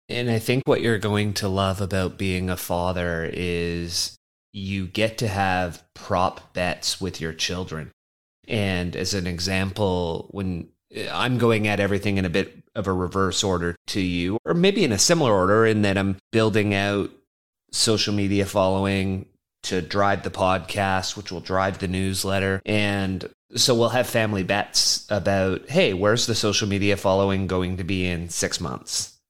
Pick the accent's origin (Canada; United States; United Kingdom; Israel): Canada; as a Canadian